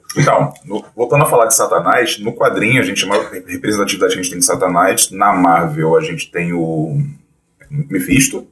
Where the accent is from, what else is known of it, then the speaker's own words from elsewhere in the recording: Rio de Janeiro, Brazil; Sou do Rio de Janeiro, é, sou designer